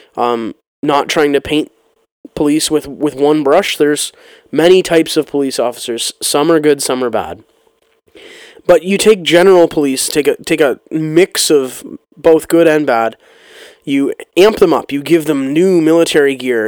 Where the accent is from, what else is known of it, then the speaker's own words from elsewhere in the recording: Canada; my life as a Canadian citizen